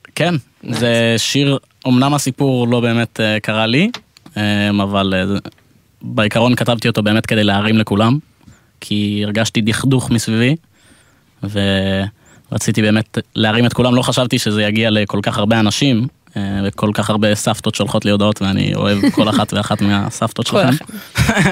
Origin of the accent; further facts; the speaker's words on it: Israel; also born or lived in England (family origin) / Gush Etzion; now in Tel Aviv, Israel; אנחנו מאנגליה במקור, אני נולדתי פה, הם גרים בגוש עציון